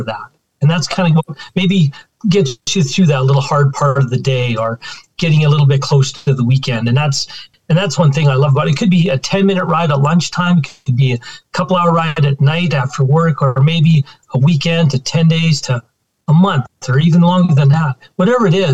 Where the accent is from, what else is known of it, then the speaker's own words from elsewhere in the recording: Alberta, Canada; also born or lived in Saskatchewan; I was born in Saskatchewan and been in Alberta all my life.